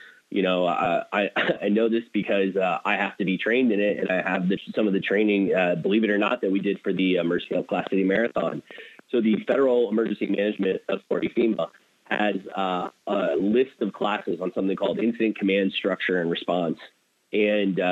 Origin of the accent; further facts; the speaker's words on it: Erie, Pennsylvania, United States; now in Toledo, United States; I grew up in Erie, Pennsylvania.